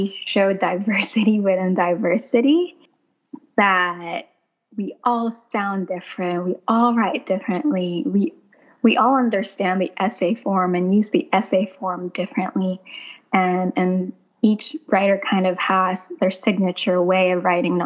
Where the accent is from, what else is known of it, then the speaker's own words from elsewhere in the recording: Philippines; also born or lived in New York City; now in South Carolina, United States; I grew up in the Philippines, impoverished, living in a house that was abandoned